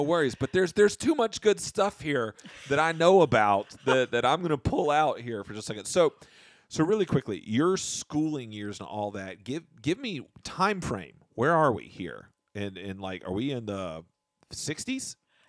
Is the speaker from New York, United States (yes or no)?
no; Paris, Texas, United States; born there; my family's from Texas. I was born in Paris, Texas.